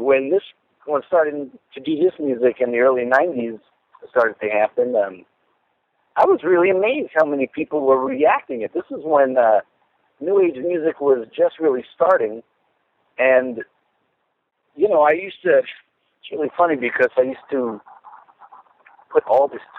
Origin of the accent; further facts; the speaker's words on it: New York City, New York, United States; moved away as an adult; also born or lived in Los Angeles / Minneapolis; I grew up in Brooklyn, New York. I lived in Los Angeles for 9 years. I lived in Minneapolis for 9 years. And now I'm back on the East Coast again